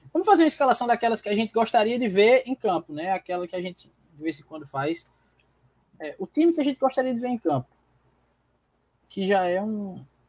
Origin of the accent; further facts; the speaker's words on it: João Pessoa, Paraíba, Brazil; also born or lived in Petrolina, Pernambuco; João Pessoa me fez quem eu sou hoje